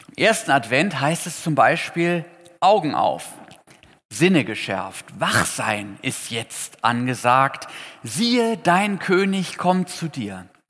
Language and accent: German; Potsdam, Brandenburg, Germany; In Potsdam, wo ich herkomme